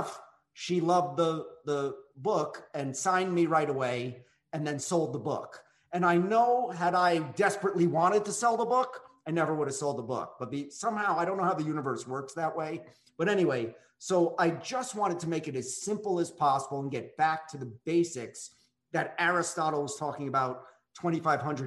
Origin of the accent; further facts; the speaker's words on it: New York, United States; also born or lived in Los Angeles; now in Midwest, United States; And I was raised in New York and I lived in LA, but now I'm a humble Midwesterner